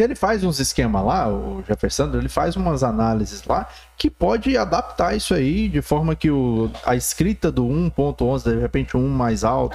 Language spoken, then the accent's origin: Portuguese; Porto Nacional, Tocantins, Brazil; eu cresci no Planalto